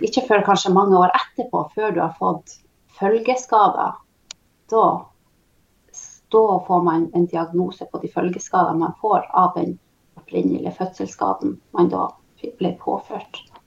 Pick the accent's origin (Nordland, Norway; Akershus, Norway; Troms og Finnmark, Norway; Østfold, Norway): Nordland, Norway; Tysfjord; Kommer ifrån Tysfjord, norsk sida eh, av lulesamisk område. Och eh, här har jag vuxit upp